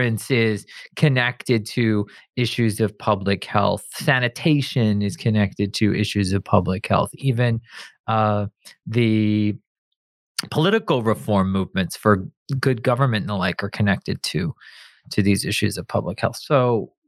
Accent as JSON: {"language": "English", "region": "East Coast", "country": "United States", "tie": "born or raised there", "said": "We grew up in the East Coast"}